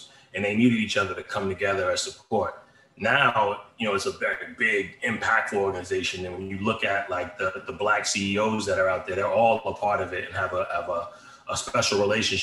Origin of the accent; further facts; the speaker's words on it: central New Jersey, United States; also born or lived in Philadelphia, Pennsylvania; I grew up in Jersey, you know, central New Jersey, but also have real deep ties to Philly